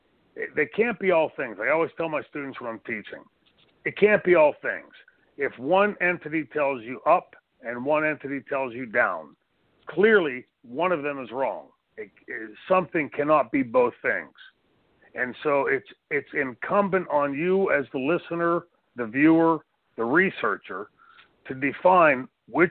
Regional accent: Pittsburgh, Pennsylvania, United States; growing up in Pittsburgh, Pennsylvania.

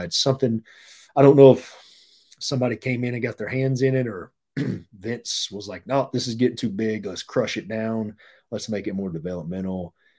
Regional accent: North Carolina, United States; moved away as an adult; also born or lived in Florida; we're from North Carolina

